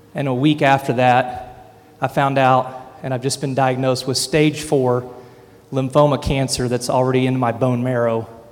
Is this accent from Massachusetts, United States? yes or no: no; Tulsa, Oklahoma, United States; I'm from Tulsa, Oklahoma